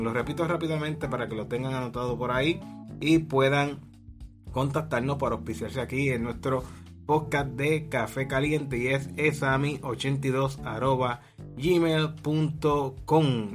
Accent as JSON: {"language": "Spanish", "country": "Puerto Rico", "said": "Puerto Rico, que aquí, de aquí somos como el coquí, como somos puertorriqueños"}